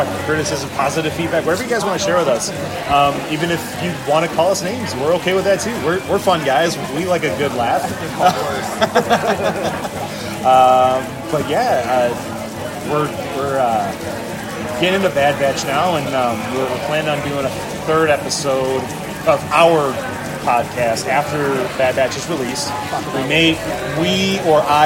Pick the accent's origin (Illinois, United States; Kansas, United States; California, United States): Illinois, United States; Chicago; moved away as an adult; now in Austin, United States; I'm from Chicago, Illinois